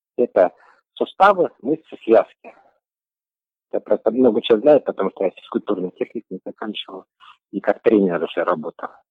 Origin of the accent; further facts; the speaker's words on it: Karkaraly District, Karaganda Region, Kazakhstan; now in Astana, Kazakhstan; Я родился в Каролинском районе, Карагандинская область